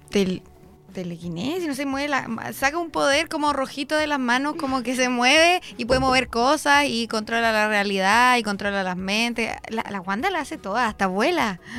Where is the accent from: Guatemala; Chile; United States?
Chile; Concepción, Biobío; Yo nací en la clínica francesa en Concepción.